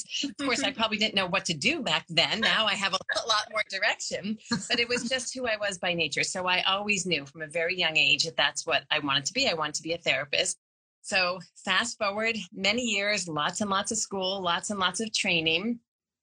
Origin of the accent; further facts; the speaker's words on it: Boston, Massachusetts, United States; I'm from the Boston area